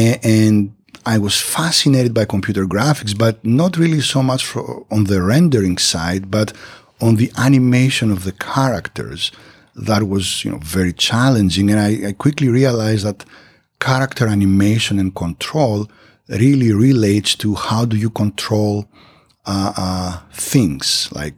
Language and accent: English; Greece; moved away; And after that, I moved back to Greece, to my home country. And eventually, I got a faculty position at the university.